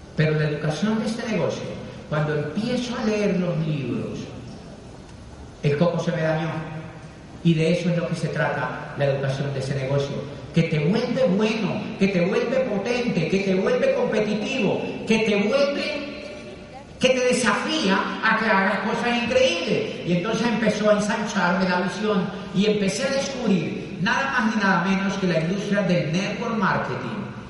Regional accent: Colombia

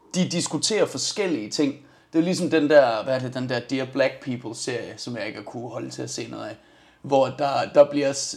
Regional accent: Denmark; jeg er dansker, ja, nej det er stadig ikke Amsterdam, min far er irlænder.

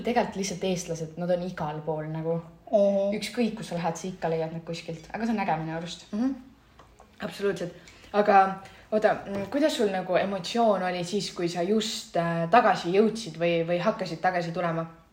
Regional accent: Estonia; moved away as an adult; also born or lived in Milan, Italy; ma lihtsalt olen nii eestlane

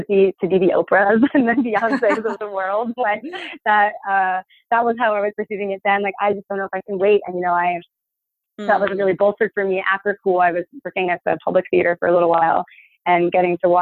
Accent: Hartford, Connecticut, United States; moved away as an adult; also born or lived in New York; the journey begins in Connecticut, where I'm from. I'm from Hartford, Connecticut

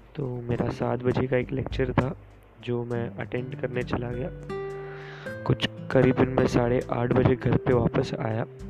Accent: Mumbai, Maharashtra, India; मैं मुंबई से हूँ

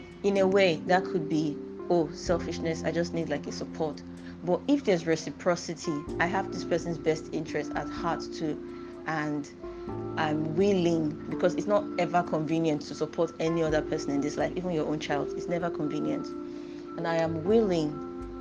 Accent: Nigeria; I used to read like way too much for my age as a Nigerian at that time

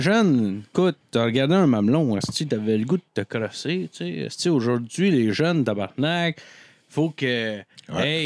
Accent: La Tuque, Quebec, Canada; Je viens de la campagne, euh, reculée, ok? Moi, là, en fait, je suis né à La Tuque

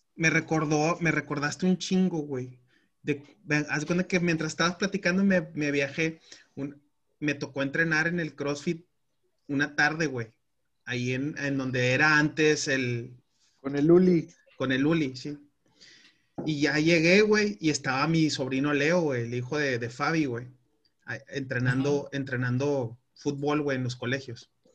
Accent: Mexico; como mexicanos

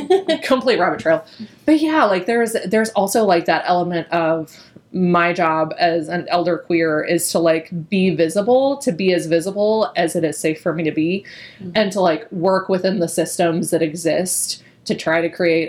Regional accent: Southeast Missouri, United States; moved away

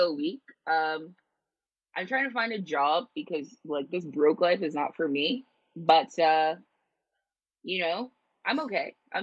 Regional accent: New York City, New York, United States; moved away; we're New Yorkers

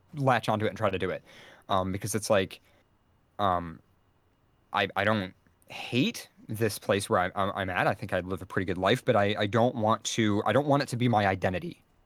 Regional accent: United States; as an American

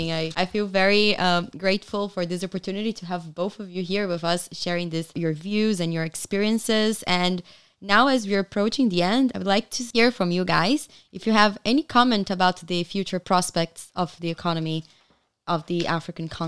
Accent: Brazil; It reminded me of something we say a lot in my country. I'm actually from Brazil.

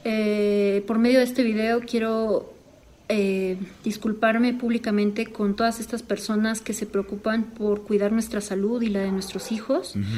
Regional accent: Mexico; soy mexicana

